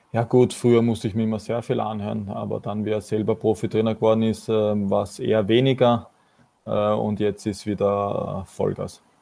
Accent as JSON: {"language": "German", "region": "Vienna", "country": "Austria", "said": "für mich persönlich als Wiener"}